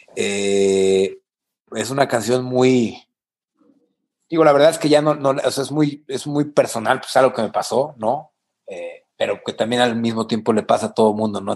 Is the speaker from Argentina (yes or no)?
no; San Luis Potosí, Mexico; also born or lived in El Mante; yo soy de San Luis